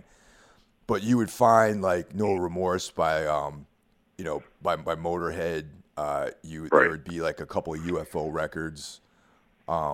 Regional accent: Carmel, New York, United States; moved away; back in my hometown of Carmel, New York

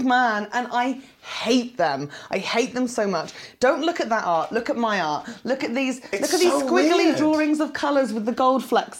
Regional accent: Fleet, South East England, United Kingdom; born or raised there

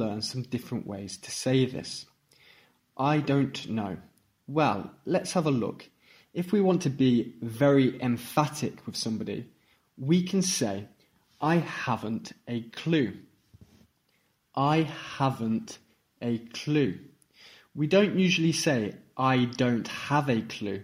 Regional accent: Stratford-upon-Avon, West Midlands, United Kingdom; I am an English teacher from England, from Stratford-upon-Avon

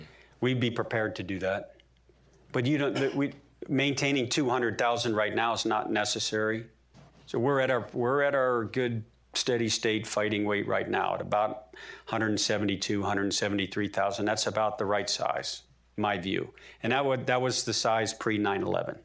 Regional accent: Maryland, United States; we're both Marylanders

